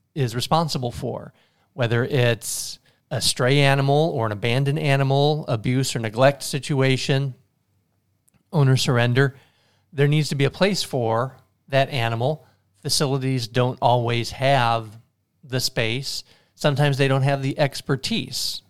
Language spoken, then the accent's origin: English; Tilden, Nebraska, United States; I'm from a small town, Tilden